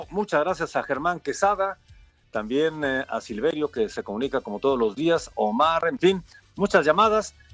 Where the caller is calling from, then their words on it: Minatitlán, Veracruz, Mexico; de Minatitlán, Veracruz, los escucho a diario